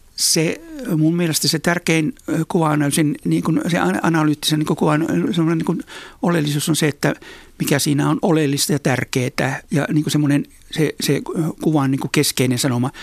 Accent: Oulu, North Ostrobothnia, Finland; mä olen siis syntynyt ja kasvanut Oulussa, Oulun kaupungissa

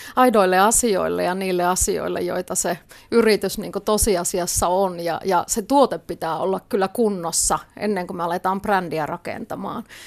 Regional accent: Lapland, Finland; mä oon lappilainen viestintäasiantuntija

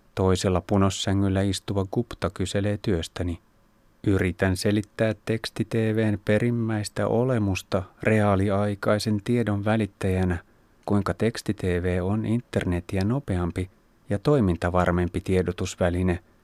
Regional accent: Finland

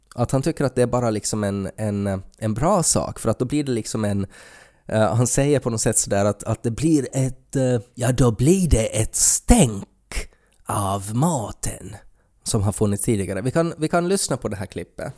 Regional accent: Finland; som finländare

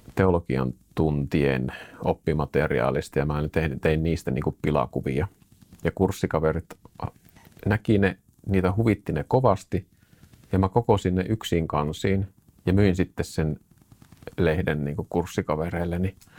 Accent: Suolahti, Central Finland, Finland; now in Jyväskylä, Finland; muutettiin Suolahesta isän työn perässä Jyväskylään tänne näin, missä nytkin asustelen

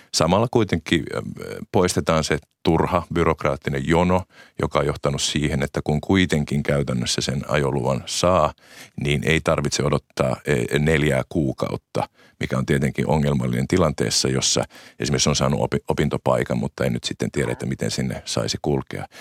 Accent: Äänekoski, Central Finland, Finland; olen itse nelostieltä, kotoisin nelostie on, on, on kotikatuni Äänekoskella

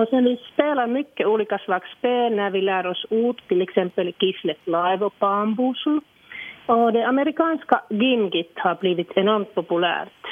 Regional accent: Iisalmi, North Savo, Finland; first language Finnish; Swedish is a second language; now in Sotkamo, Finland; jag är ju från Savolax, en liten stad som heter Idensalmi eller Isalmi på finska.

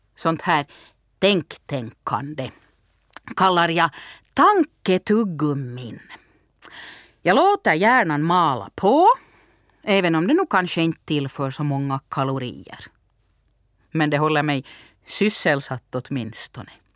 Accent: Turku, Southwest Finland, Finland; now in Vaasa, Finland; Jag är uppvuxen i Åbo och bor i Vasa.

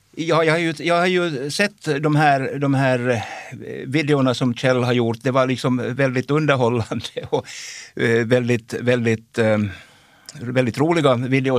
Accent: Jakobstad, Ostrobothnia, Finland; jag kommer ju från Jakobstad

